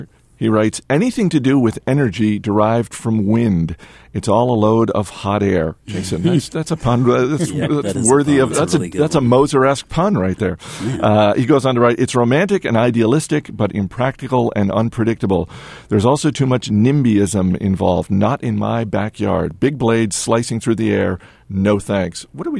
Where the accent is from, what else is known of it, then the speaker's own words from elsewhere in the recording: Canada; Also, I'm Canadian, so I can't help but root for a fellow Canadian.